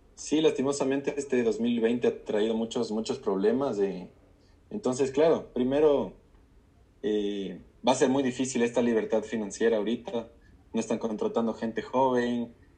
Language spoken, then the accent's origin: Spanish; Ecuador; also born or lived in United States; acá como ecuatoriano